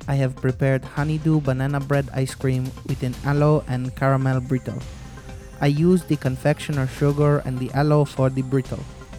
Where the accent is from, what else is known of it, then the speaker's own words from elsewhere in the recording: Guatemala; My dream is to open up a restaurant that serves both dogs and humans in my hometown in Guatemala